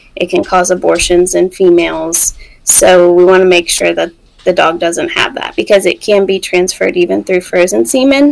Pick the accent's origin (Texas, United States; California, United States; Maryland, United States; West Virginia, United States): West Virginia, United States; moved away as an adult; also born or lived in Mississippi; we're both from West Virginia. Um, we grew up like 30 minutes apart